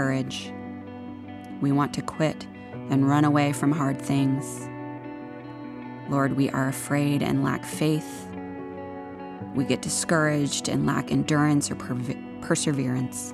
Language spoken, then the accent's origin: English; Maine, United States; I am from Maine. I am born, raised, and educated in the Northeast